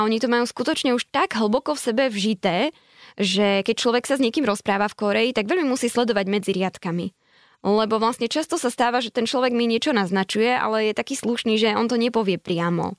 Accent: eastern Slovakia, Slovakia; moved away as an adult; also born or lived in Seoul, South Korea; Tak ja som z východu, tak povedzme, že Spíska Nová Ves alebo dobre, Poprad

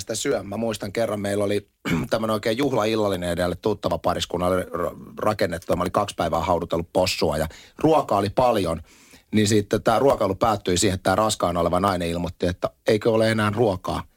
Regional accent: Espoo, Uusimaa, Finland; also born or lived in Lohja; minä olen Espoosta, vaan sit musta tulee hesalainen

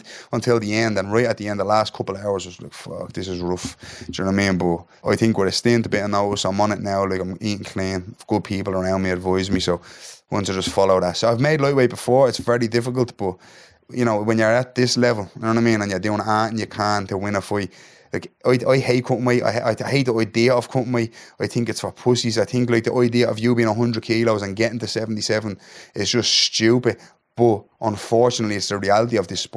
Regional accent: Dublin, Leinster, Ireland; the north inner city of Dublin, Ireland.

